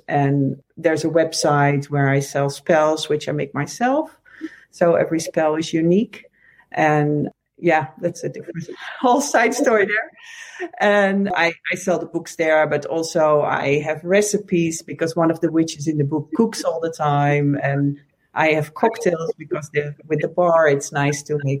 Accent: Netherlands; moved away as an adult; also born or lived in Amsterdam; now in United States; I'm from the Netherlands originally. I live in the States, but I grew up here in the Netherlands

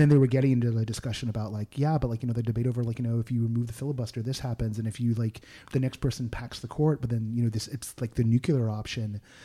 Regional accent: Berkeley, California, United States; I was from the Bay Area and specifically from Berkeley

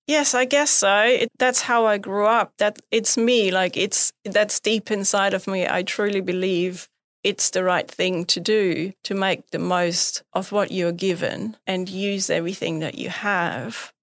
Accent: Bavaria, Germany; moved away; I grew up in Bavaria. which is really close to the mountains, to the Alps.

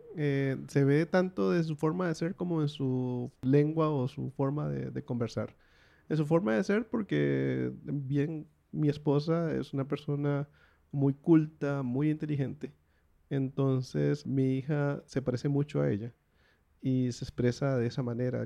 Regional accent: Costa Rica; como costarricense

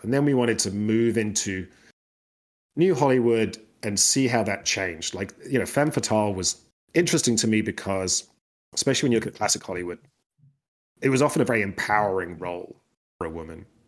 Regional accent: United Kingdom; I'm British

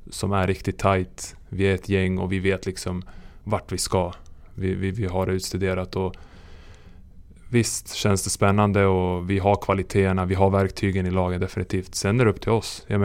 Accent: Serbia; now in Sweden; när jag föddes i Serbien

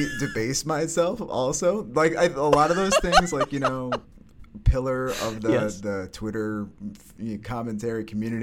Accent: Syracuse, New York, United States; also born or lived in Kingston, Pennsylvania / Rochester, New York; now in Brooklyn, United States; move up to upstate New York, Syracuse, a little 315, and was there till high school

